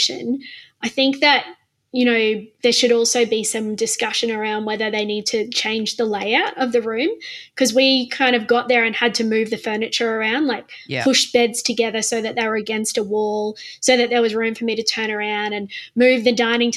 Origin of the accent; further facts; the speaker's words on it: Queensland, Australia; as a Queenslander